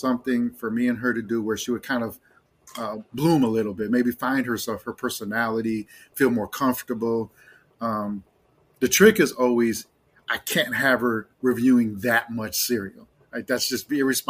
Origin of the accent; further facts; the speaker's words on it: Chicago, Illinois, United States; moved away; I lived in Chicago for 40 years. I grew up, I'm half Mexican, half Irish, but I grew up in Puerto Rican neighborhoods